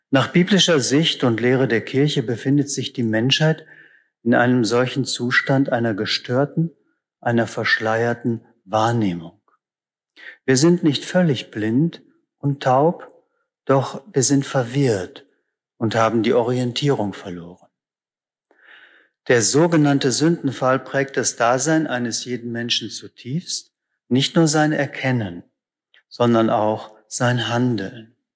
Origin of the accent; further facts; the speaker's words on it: Northern Germany, Germany; ich komme aus Norddeutschland, da heißt es einfach ganz nüchtern, der Krankenwagen.